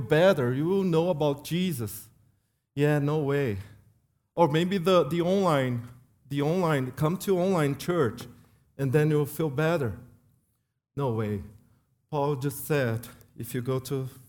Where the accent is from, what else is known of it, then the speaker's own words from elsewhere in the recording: Brazil; moved away; I came from Brazil